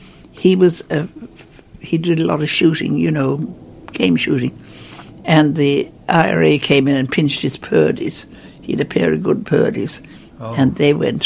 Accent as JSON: {"language": "English", "area": "Ballymaloe", "region": "Munster", "country": "Ireland", "tie": "born or raised there", "said": "I came from Ballymaloe"}